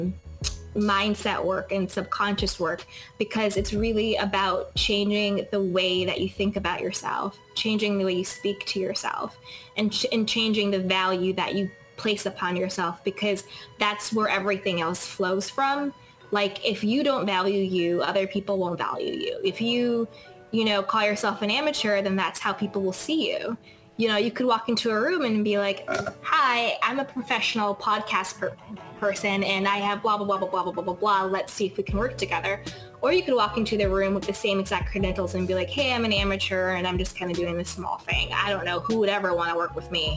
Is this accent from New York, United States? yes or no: yes; New York, United States; moved away as an adult; now in Los Angeles, United States; I grew up in New York, and then I moved to LA.